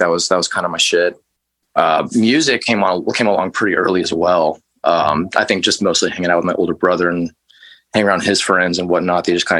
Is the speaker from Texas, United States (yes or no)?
yes; El Paso, Texas, United States; No, I'm originally from Texas. I was born in West Texas in a town called El Paso.